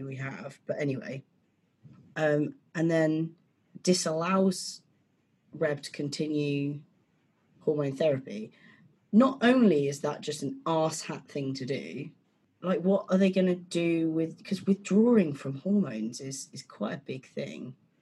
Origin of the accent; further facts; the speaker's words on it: United Kingdom; As a British person